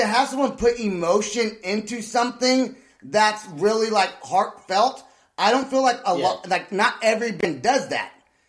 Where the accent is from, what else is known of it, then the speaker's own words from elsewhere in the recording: California, United States; moved away as an adult; now in Oklahoma, United States; From the Bay Area in California.